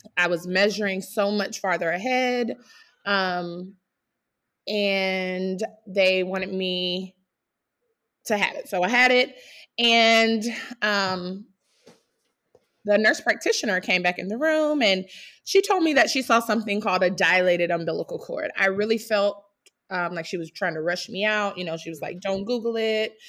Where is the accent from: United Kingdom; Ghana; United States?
United States; South Carolina; now in Fishers, United States; I'm from South Carolina. My husband and I both are, but we live in Fishers, Indiana.